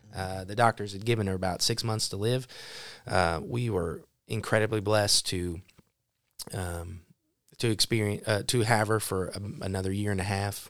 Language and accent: English; Broken Arrow, Oklahoma, United States; moved away; also born or lived in Neosho, Missouri; Broken Arrow, Oklahoma home, which is a suburb of Tulsa. Um, I was born there